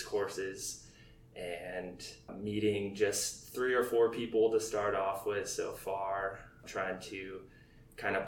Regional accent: Snohomish, Washington, United States; moved away as an adult; also born or lived in Monroe, Washington / Yokota Air Base, Japan / Scott Air Force Base, Illinois; now in Fairchild Air Force Base, United States; Snohomish, Washington is where I grew up. I was born just in a city over Monroe, Washington

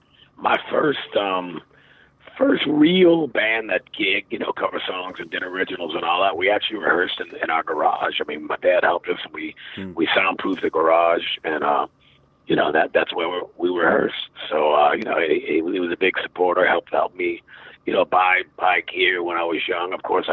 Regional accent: England, United Kingdom; born there; I was born in England in 1965

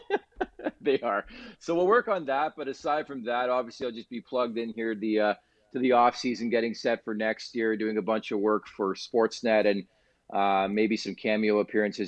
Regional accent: Canada; I'm Canadian

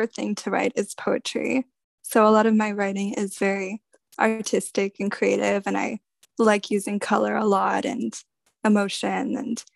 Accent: Nova Scotia, Canada; moved away; I'm originally from Nova Scotia in Eastern Canada.

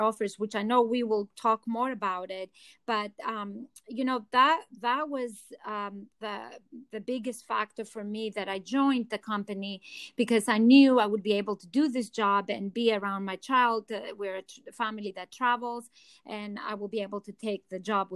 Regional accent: Athens, Attica, Greece; accent: Greek; English is a second language; moved away as an adult; now in New York City, United States; I'm originally from Athens, Greece. That's the accent you're hearing too.

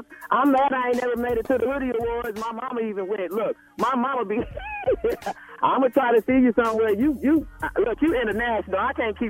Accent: Kansas City, Missouri, United States; moved away as an adult; also born or lived in Jefferson City, Missouri; now in Seattle, United States; I'm from Kansas City, Missouri

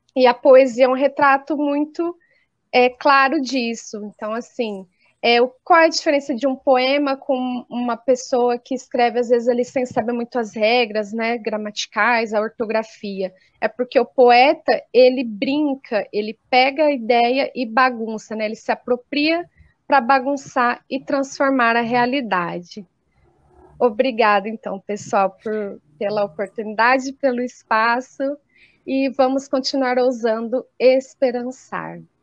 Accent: Colina, São Paulo, Brazil; professora na rede municipal de ensino aqui do interior de São Paulo, eu sou da cidade de Colina e trabalho aqui na região também

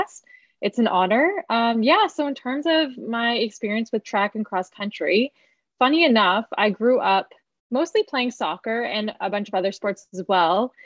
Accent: London, Ontario, Canada; So I was born and raised here in London.

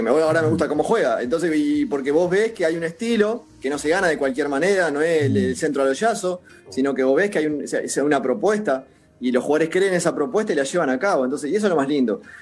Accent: Uruguay; somos tan exitistas en Uruguay

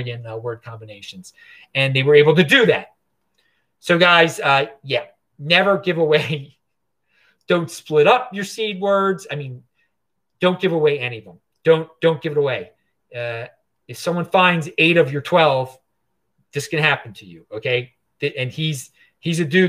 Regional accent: Baltimore, Maryland, United States; now in Asheville, United States; where I'm from originally, Baltimore. But right now I'm in Asheville, North Carolina

